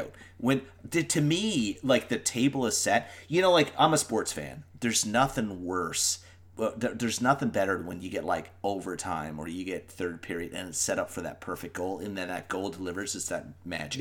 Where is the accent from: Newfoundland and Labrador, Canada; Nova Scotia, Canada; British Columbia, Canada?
Newfoundland and Labrador, Canada; also born or lived in Ireland; we're Newfoundlanders